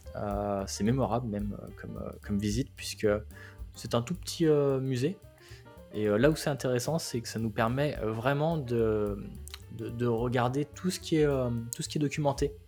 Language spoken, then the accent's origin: French; France; accent: French; je suis français alors j'essaie de parler américain et en limitant mon accent